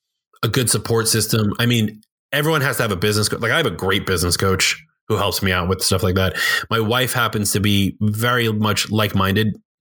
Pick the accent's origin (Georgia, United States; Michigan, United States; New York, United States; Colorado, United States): New York, United States; I'm from New York and I get called out for being in New York, and some people will say, oh, he talked too fast